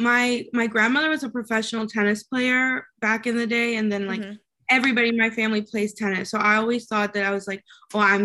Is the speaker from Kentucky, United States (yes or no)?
yes; Kentucky, United States; accent: Southern; also born or lived in Mexico / Chicago; And then my mom got a job in Kentucky of all places. So I moved there. My dad stayed in Mexico. And I grew up in Kentucky, even had like a little bit of a Southern accent